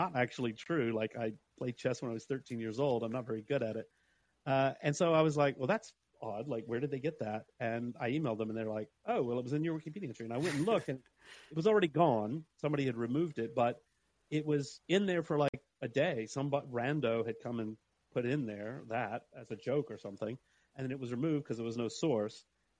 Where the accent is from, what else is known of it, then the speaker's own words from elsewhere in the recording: Alabama, United States; moved away as an adult; also born or lived in Huntsville, Alabama; now in London, United Kingdom; I grew up in Alabama and I live in London